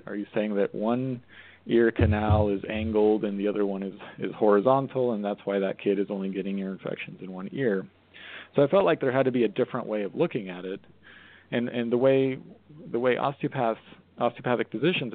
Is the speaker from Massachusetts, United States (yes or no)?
no; Colorado, United States; moved away; also born or lived in Arizona / Portland, Maine / New York City; I grew up in Colorado, so it's like, you know, I was familiar with different extremes